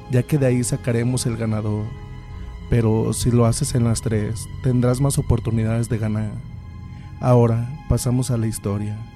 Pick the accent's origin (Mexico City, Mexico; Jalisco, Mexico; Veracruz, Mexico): Jalisco, Mexico; Guadalajara; Soy originario de Guadalajara Nací y crecí ahí, pero la familia de mi mamá es del estado de Guerrero.